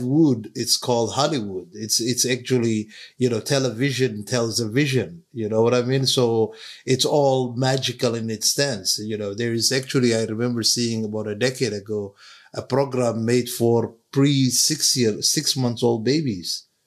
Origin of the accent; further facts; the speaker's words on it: Somalia; moved away; growing up in Somalia in the 70s